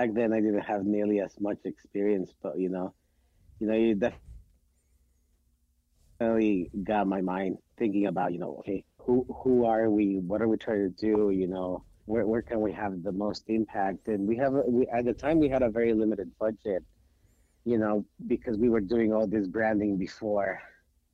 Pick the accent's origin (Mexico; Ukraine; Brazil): Mexico; Mexico City; moved away as an adult; also born or lived in Querétaro, Mexico / Utah, United States; now in United States; I am originally from Mexico City. And my family, we live in a city 2 hours north of Mexico City called Querétaro. And that's where we've been for the last 20 years.